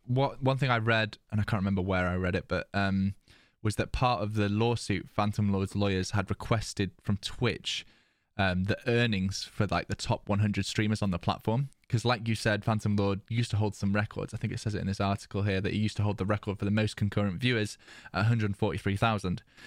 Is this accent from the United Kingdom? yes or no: yes; United Kingdom; being British